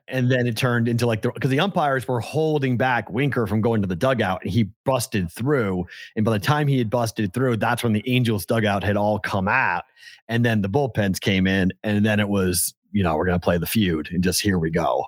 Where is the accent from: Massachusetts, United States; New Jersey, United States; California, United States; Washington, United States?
Massachusetts, United States; Boston; now in Las Vegas, United States; I'm a Bostonian